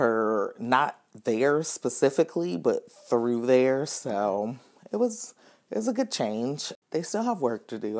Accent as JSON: {"language": "English", "town": "Atlanta", "region": "Georgia", "country": "United States", "moved": "as an adult", "lives_now": "Louisville, United States", "said": "I'm originally from Atlanta, Georgia"}